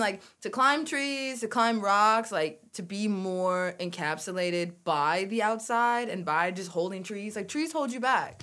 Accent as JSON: {"language": "English", "town": "Salt Lake City", "region": "Utah", "country": "United States", "tie": "born or raised there", "moved": "as an adult", "lives_now": "Michigan, United States", "said": "raised in Salt Lake City"}